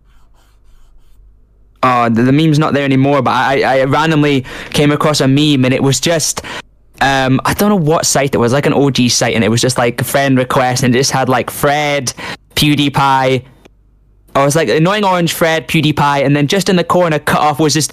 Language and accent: English; Scotland, United Kingdom; I'm Scottish